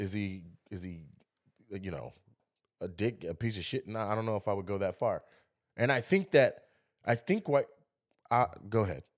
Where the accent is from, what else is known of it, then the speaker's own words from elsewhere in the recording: Lacey, Washington, United States; I'm from Lacey, Washington, and I've seen where you know, ninety percent of the school is white kids